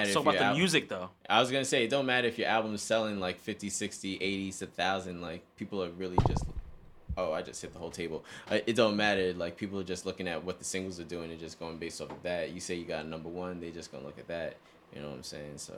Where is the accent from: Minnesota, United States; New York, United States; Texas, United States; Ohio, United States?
New York, United States; as a New Yorker, I have to support the Giants.